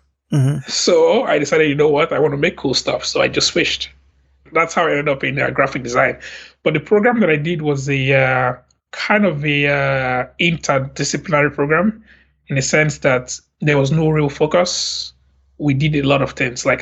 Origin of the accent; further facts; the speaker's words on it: Lagos, Nigeria; moved away as an adult; now in Montreal, Canada; I grew up in Lagos, Nigeria